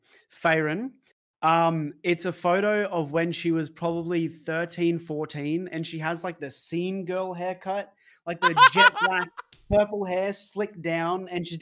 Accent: Brisbane, Queensland, Australia; it is a female that me and him know because we're both from Brisbane.

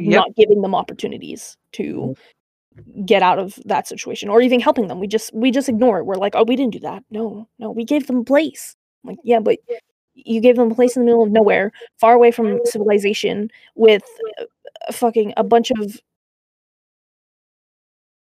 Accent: Canada; I'm Canadian

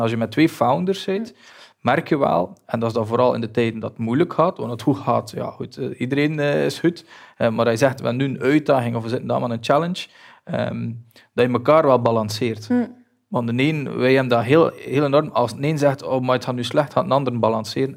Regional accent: Belgium; wij als Belgen

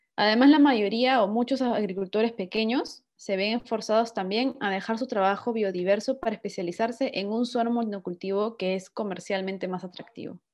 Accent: Peru; now in Italy

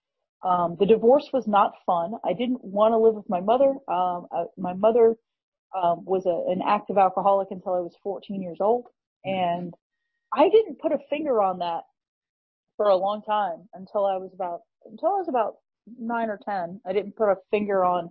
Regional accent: Birmingham, Alabama, United States; also born or lived in New England; When I was just beginning school age, when I was like five, we moved from New England down to Birmingham, Alabama.

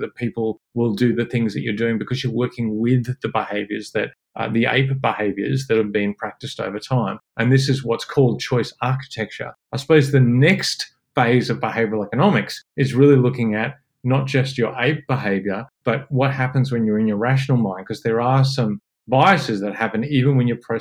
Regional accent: Parkes, New South Wales, Australia; I grew up in Parkes in central New South Wales.

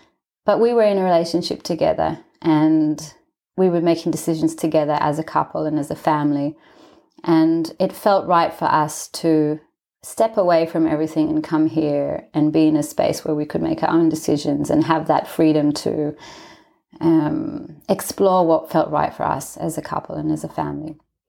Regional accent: Israel; also born or lived in Australia; So I'm from Israel, and my mum's Australian, my dad's Israeli. So I grew up in both countries, but I was born in Israel.

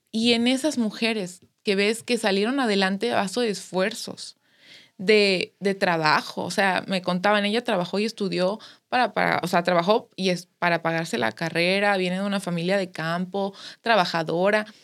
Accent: Mexico; todos somos mexicanas, todos somos mexicanos

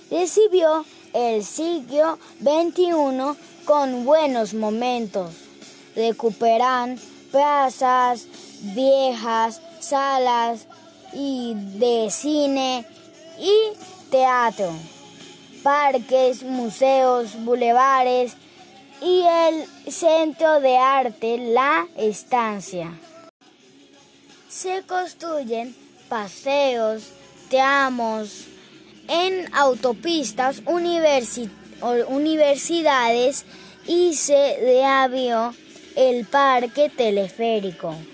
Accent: Caracas, Capital District, Venezuela; Soy un caraqueño

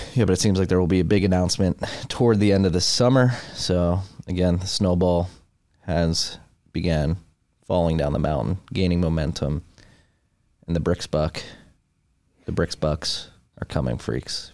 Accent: United States; as an American

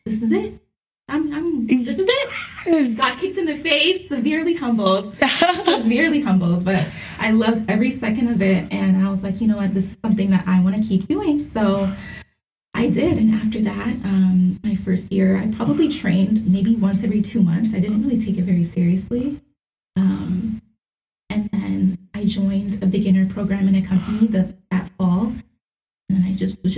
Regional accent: Brampton, Ontario, Canada; I went to a high school in Brampton that had a regional arts program.

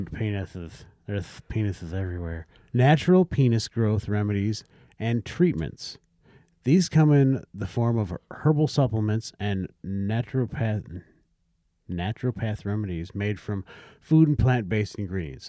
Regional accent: South Dakota, United States; I grew up in South Dakota

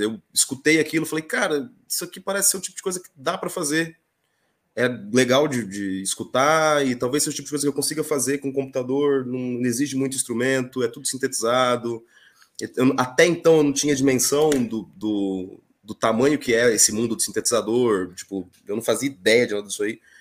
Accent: interior of Mato Grosso do Sul, Brazil; Sou do interior do Mato Grosso do Sul, esse estado maravilhoso

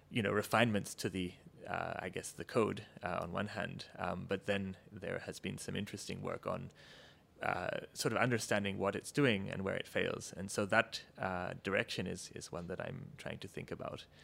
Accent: Australia; moved away as an adult; I'm actually, uh, my accent notwithstanding, Australian originally.

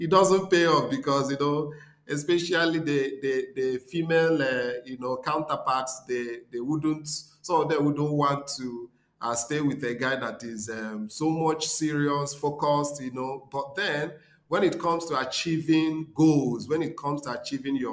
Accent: Nigeria; moved away as an adult; also born or lived in Rome, Italy / Spain; as a Nigerian, as an Igbo boy

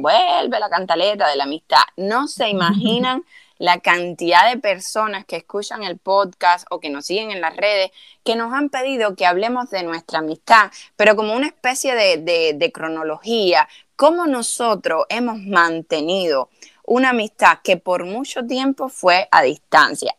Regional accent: Cuba; now in United States; cuando uno sale de Cuba

